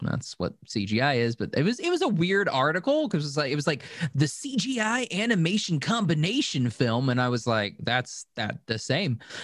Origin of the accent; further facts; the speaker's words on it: United States; I'm American